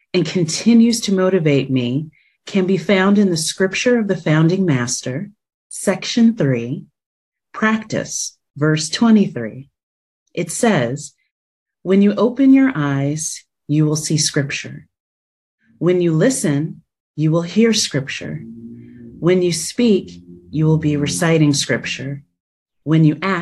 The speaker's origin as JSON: {"language": "English", "region": "New Jersey", "country": "United States", "tie": "born or raised there", "moved": "as an adult", "lives_now": "Washington, D.C., United States"}